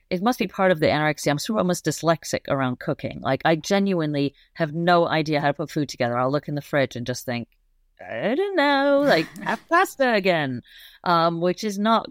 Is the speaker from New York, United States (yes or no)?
yes; New York City, New York, United States; I grew up in Manhattan, the Upper East Side